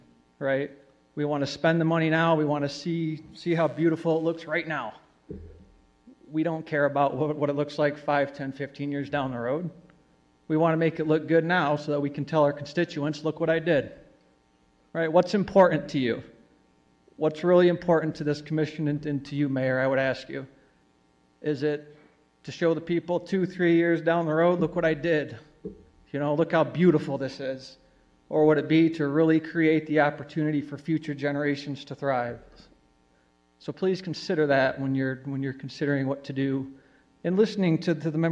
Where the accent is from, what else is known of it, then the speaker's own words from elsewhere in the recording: Kalamazoo, Michigan, United States; also born or lived in Cooper Township, Michigan; I was born and raised in Kalamazoo. I live in Cooper Township now.